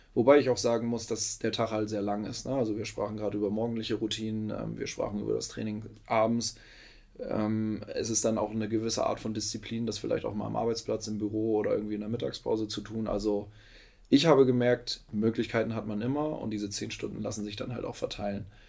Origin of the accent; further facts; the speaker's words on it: Lower Saxony, Germany; moved away as an adult; now in Hamburg, Germany; Ich bin gebürtiger Niedersachse, in Pferden groß geworden. Pferden ist 10, 12 Minuten von Bremen entfernt.